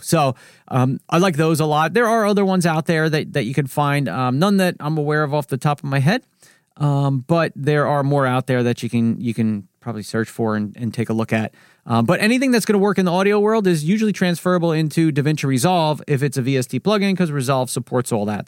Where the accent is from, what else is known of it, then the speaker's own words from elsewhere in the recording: New Jersey, United States; I'm from New Jersey. I talk fast here.